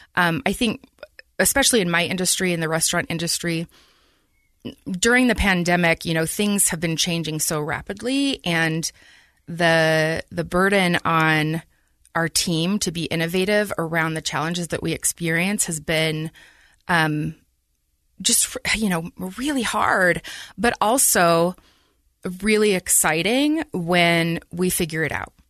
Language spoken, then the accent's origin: English; Taylorsville, Utah, United States; I grew up in Taylorsville, um, good old Teaville